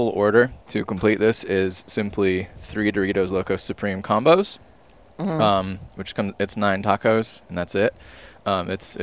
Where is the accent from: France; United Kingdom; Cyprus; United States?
United States; I'm from America